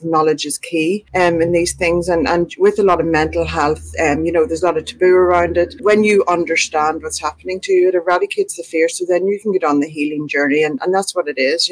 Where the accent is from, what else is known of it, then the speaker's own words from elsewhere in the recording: Ireland; moved away as an adult; now in Australia; We had moved to Australia 2.5 years before beforehand. I'm from Ireland, so we moved to Australia 2.5 years beforehand